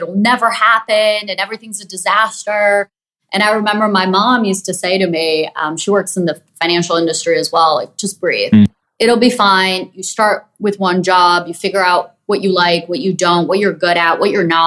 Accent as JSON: {"language": "English", "country": "Brazil", "tie": "born or raised there", "moved": "yes", "said": "I grew up in Brazil"}